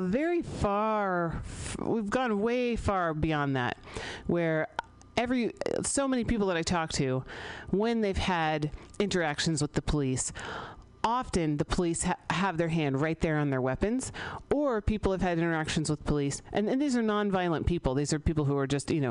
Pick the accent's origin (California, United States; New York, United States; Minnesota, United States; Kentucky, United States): California, United States; San Francisco; I grew up here in San Francisco